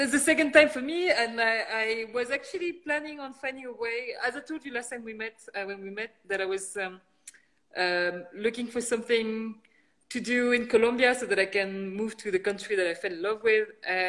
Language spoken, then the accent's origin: English; France; moved away as an adult; also born or lived in United Kingdom / China / San Francisco, United States; now in Las Vegas, United States; I'm originally from France. My background is Chinese. My parents are born in China, but migrated to France a long, long time ago. But I was born in France, then eventually I studied in the UK.